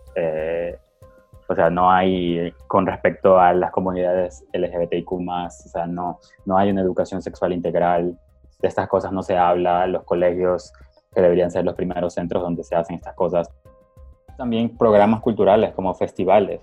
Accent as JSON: {"language": "Spanish", "country": "Ecuador", "said": "yo también soy ecuatoriano"}